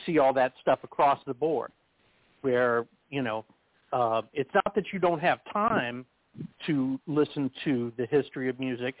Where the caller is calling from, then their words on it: Texas, United States; I'm calling from Texas.